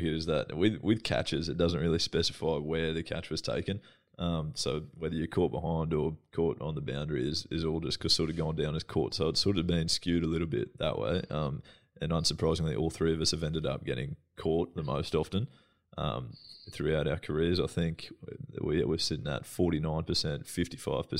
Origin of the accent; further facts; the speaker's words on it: Australia; as an Australian